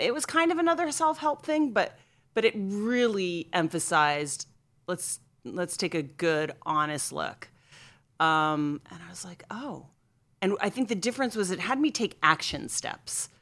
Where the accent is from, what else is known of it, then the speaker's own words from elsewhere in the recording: Scranton, Pennsylvania, United States; I grew up in Scranton, Pennsylvania, outside of Scranton